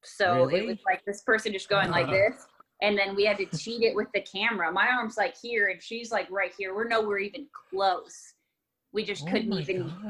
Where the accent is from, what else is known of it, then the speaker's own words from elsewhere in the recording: Texas, United States; I was born in Texas